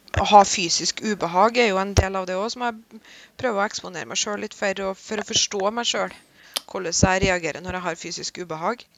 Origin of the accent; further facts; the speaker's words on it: Vikna, Trøndelag, Norway; Vekna, hjemplassen min